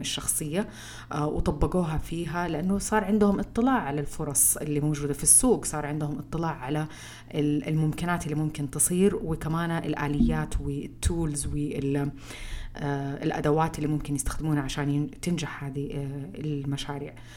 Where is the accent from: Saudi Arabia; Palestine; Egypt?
Saudi Arabia; احنا كسعوديين